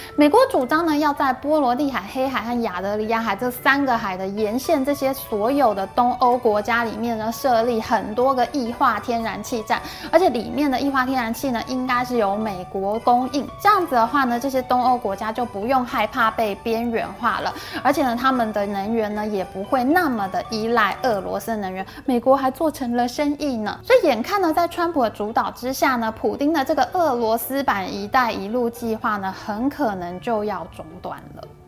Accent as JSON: {"language": "Chinese", "country": "Taiwan", "said": "现在我们台湾的"}